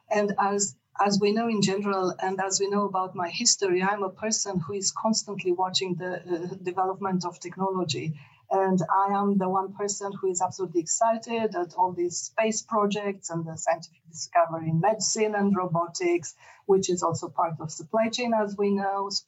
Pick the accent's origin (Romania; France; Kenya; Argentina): Romania; born there; moved away; whilst I was born in Romania, in fact, I spent many decades outside Romania and I lived in six countries